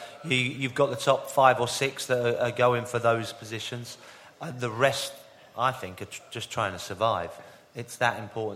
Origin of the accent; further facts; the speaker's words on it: England, United Kingdom; we as English